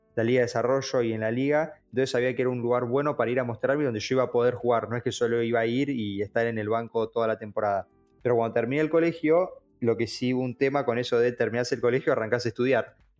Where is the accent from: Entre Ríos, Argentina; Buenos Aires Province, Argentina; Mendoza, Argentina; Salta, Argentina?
Buenos Aires Province, Argentina; Bahía Blanca; nací en Bahía